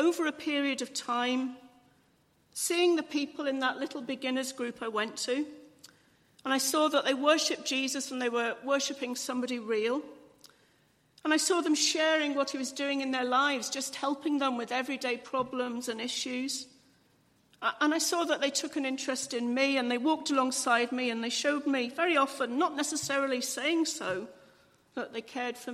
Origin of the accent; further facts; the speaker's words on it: England, United Kingdom; I'm English